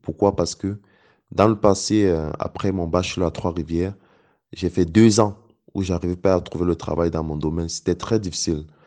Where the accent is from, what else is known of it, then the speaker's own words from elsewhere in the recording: Cameroon; Parce que c'est une opportunité qui se présentait à moi dans mon domaine, dans mon pays d'origine, avec un impact réel sur le développement et l'amélioration des vies des Camerounais en fait.